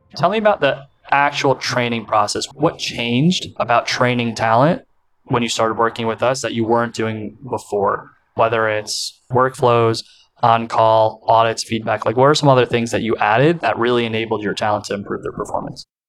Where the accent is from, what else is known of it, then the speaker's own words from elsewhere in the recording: United States; accent: American; my American accent